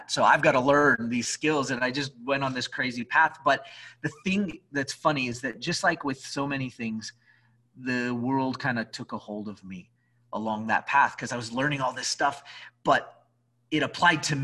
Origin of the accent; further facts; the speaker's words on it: Albuquerque, New Mexico, United States; I'm from Albuquerque